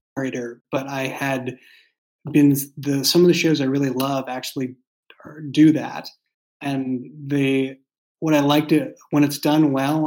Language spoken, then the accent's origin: English; Boston, Massachusetts, United States; moved away as an adult; now in San Francisco Bay Area, United States; I grew up in Boston, and so I grew up in a walking city